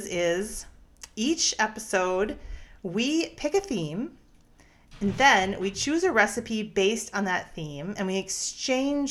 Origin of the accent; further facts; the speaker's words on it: eastern Wisconsin, United States; now in Minneapolis, United States; I grew up in Wisconsin, eastern Wisconsin. I grew up on a produce farm that had been a dairy farm